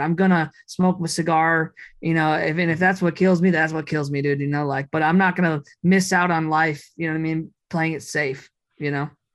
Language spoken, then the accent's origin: English; Minneapolis, Minnesota, United States; I grew up in Minneapolis